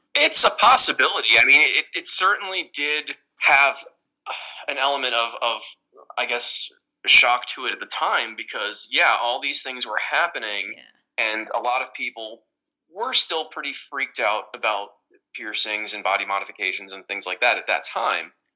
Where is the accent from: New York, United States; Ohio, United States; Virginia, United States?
New York, United States; Westchester; in Westchester, New York